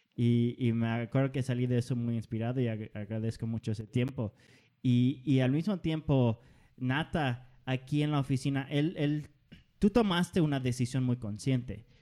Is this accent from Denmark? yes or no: yes; Denmark; yo soy danés